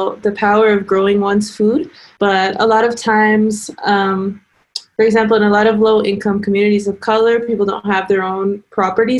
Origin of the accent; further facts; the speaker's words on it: California Central Valley, United States; I grew up in California Central Valley